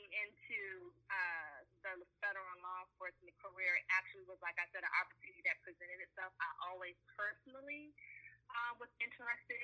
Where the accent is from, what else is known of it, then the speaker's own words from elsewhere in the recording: Prince George's County, Maryland, United States; I was born and raised in the Prince George's County area in Maryland, the DMV area, but specifically Prince George's County, Maryland